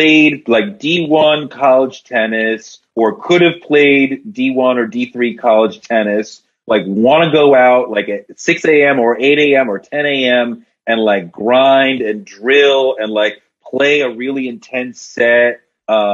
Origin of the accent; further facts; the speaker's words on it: Boston, Massachusetts, United States; now in Brooklyn, United States; I grew up in Boston